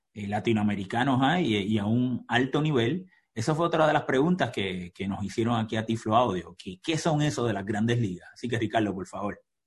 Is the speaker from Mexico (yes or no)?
no; Puerto Rico; yo soy puertorriqueño